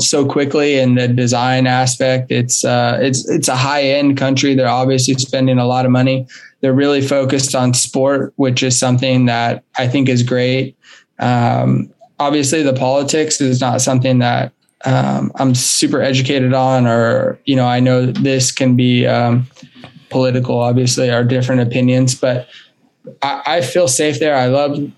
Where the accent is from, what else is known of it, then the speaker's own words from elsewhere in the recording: United States; as an American